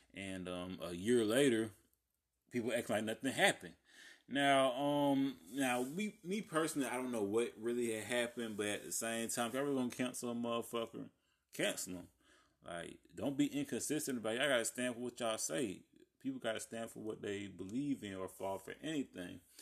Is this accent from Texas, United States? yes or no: no; Columbus and Albany, Georgia, United States; y'all know I have ties to Columbus and Albany, both.